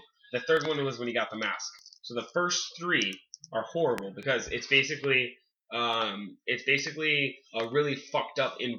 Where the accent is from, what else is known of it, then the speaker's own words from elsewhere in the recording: California, United States; moved away; also born or lived in Wyoming; I grew up living in California, and then I moved to Wyoming. So I watched this movie, and, okay, I lived in Wyoming from 1999 to 2004.